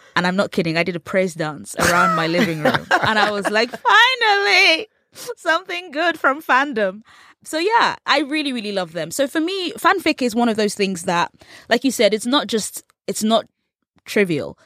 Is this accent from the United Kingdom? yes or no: yes; England, United Kingdom; accent: English; growing up in England